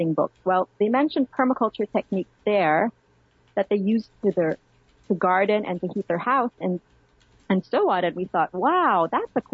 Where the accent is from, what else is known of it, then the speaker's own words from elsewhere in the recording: Manila, Metro Manila, Philippines; now in Washington, D.C., United States; I grew up in Manila